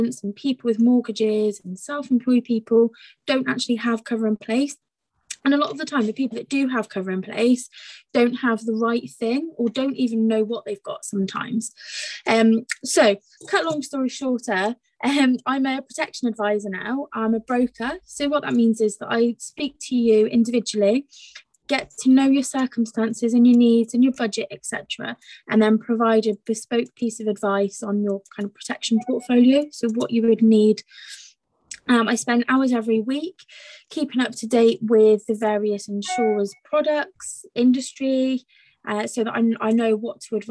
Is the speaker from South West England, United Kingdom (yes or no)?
yes; Gloucestershire, South West England, United Kingdom; I'm from Gloucestershire myself